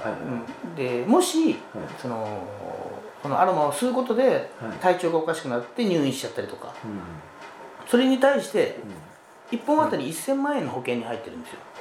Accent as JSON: {"language": "Japanese", "area": "Kyushu", "region": "Miyazaki", "country": "Japan", "tie": "born or raised there", "said": "私ね宮崎の、はい、九州の宮崎出身でね"}